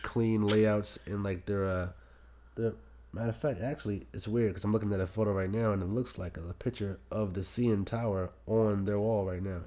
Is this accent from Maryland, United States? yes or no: yes; Prince George's County, Maryland, United States; raised in P G County